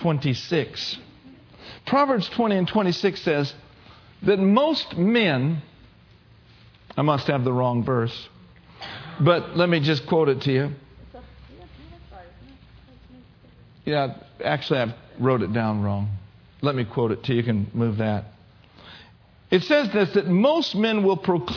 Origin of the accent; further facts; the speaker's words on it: United States; I'm an American